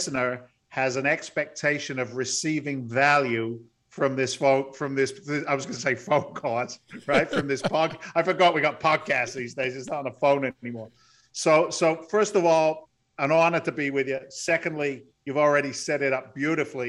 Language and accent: English; Andover, South East England, United Kingdom; moved away; also born or lived in London; Actually grew up in the south of England, in the countryside, if you will, an overspill town called Andover in Hampshire